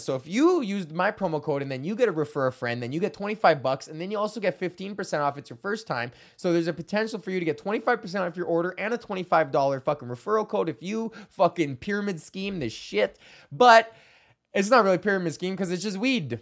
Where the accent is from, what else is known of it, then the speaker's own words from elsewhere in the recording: Canada; as Canadians